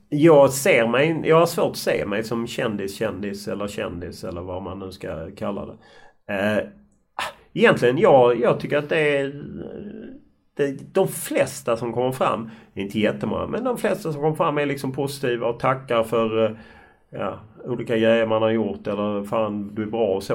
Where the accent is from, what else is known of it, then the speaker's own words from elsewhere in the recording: Sweden; jag var från Sverige